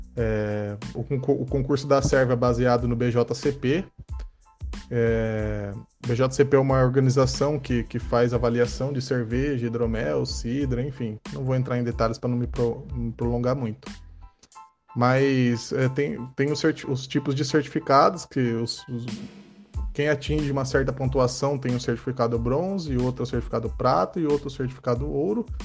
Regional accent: Bauru, São Paulo, Brazil; Eu sou da cidade de Bauru, tenho 31 anos de idade

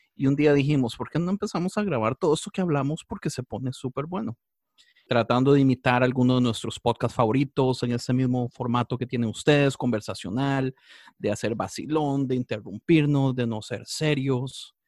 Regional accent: Costa Rica; moved away as an adult; now in Los Angeles, United States; Yo estoy en Los Ángeles, aunque soy de Costa Rica, vivo en Los Ángeles tal vez como desde hace dieciocho años

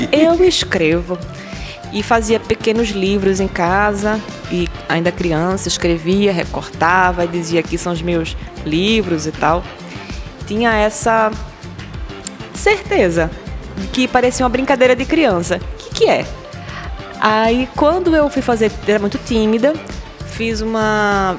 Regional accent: Recife, Pernambuco, Brazil; Eu nasci na zona oeste da cidade do Recife, nesses bairros que eu citei agora há pouco. E no meu bairro, ali em Areias, Estância

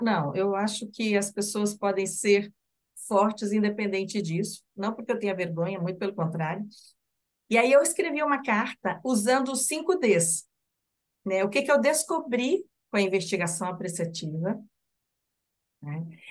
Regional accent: Curitiba, Paraná, Brazil; sou de Curitiba

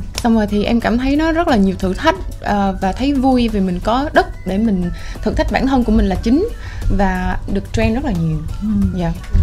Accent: Biên Hòa, Đồng Nai, Vietnam; moved away; em là người Việt Nam em sinh ra và lớn lên ở đây tuy nhiên có một thời gian em sống ở nước ngoài

